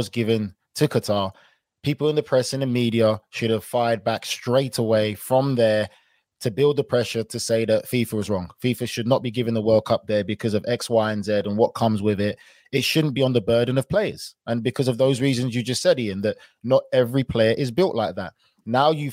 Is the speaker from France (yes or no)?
no; England, United Kingdom; I was born and raised in England